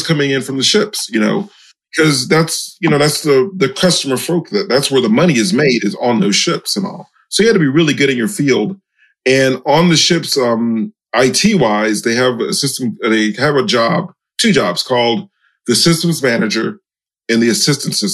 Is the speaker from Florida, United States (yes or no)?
yes; Miami, Florida, United States; I'm from Miami, Florida